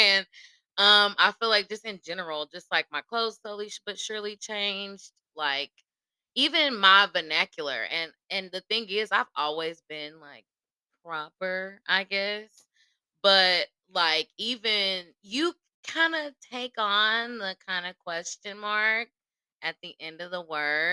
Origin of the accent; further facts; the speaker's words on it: Nashville, Tennessee, United States; from Nashville, born and raised, like Northeast side